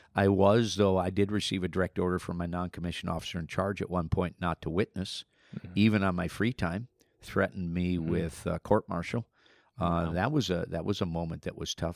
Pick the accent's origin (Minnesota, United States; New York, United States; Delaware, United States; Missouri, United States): Minnesota, United States; I grew up in Minnesota as a farm boy.